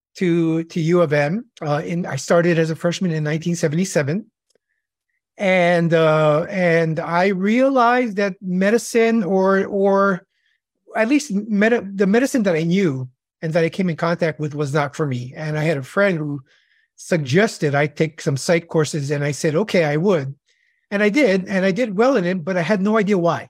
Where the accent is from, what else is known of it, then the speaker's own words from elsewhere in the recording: Hawaii, United States; moved away as an adult; also born or lived in California; I'm born and raised in Hawaii